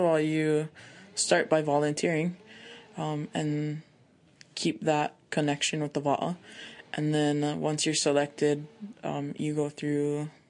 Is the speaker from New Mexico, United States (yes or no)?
no; Hakipuu, Oahu, Hawaii, United States; I am of Hawaiian and Tongan. And I come from Hakipu, Oahu, in Hawaii.